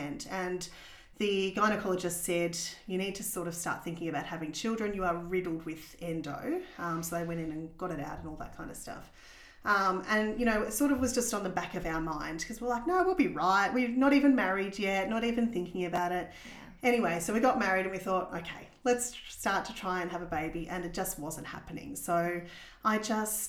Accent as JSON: {"language": "English", "town": "Warrnambool", "region": "Victoria", "country": "Australia", "tie": "born or raised there", "also_born_or_lived": "Lorne", "moved": "as an adult", "lives_now": "Geelong, Australia", "said": "I grew up in Warrnambool"}